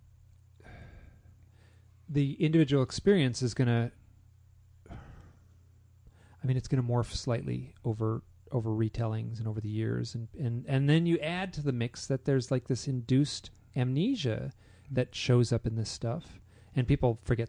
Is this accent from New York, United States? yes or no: no; Michigan, United States; I'm from Michigan